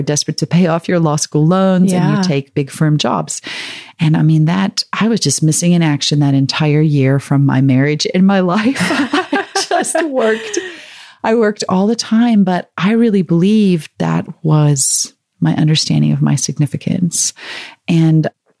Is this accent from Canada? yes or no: no; South Africa; also born or lived in Chicago, United States / Ukraine; now in United States; I grew up in South Africa under the apartheid government